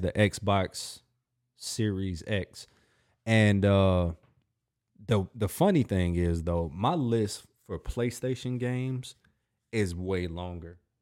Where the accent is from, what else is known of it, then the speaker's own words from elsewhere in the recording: United States; I'm an American too